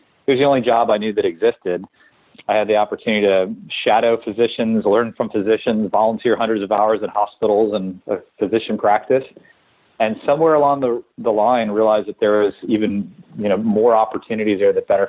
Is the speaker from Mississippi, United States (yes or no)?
no; New Orleans, Louisiana, United States; I grew up in New Orleans